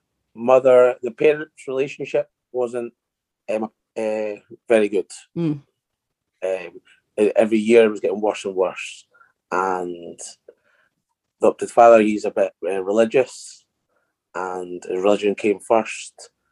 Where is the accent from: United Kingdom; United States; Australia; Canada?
United Kingdom; Edinburgh, Scotland; accent: Scottish; I live in Edinburgh. Uh-huh. And we've got strong Scottish accents.